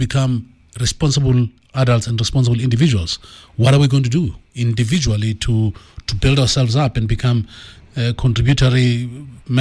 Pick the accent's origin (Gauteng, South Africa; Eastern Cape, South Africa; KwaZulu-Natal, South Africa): Gauteng, South Africa; Tembisa; I'm from Tembisa, not too far from here. So I'm a Tembisa boy through and through